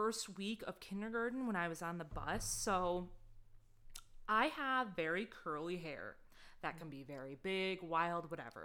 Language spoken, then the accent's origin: English; Oxford, Michigan, United States; I grew up in Oxford, Michigan